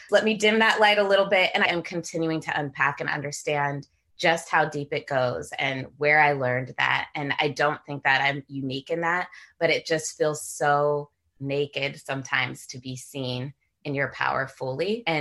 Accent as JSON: {"language": "English", "town": "San Jose", "region": "California", "country": "United States", "tie": "born or raised there", "also_born_or_lived": "Washington, D.C.", "moved": "as an adult", "said": "I grew up in San Jose, California."}